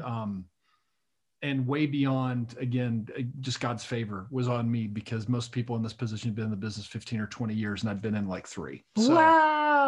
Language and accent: English; Lubbock, Texas, United States; I was raised in Lubbock, Texas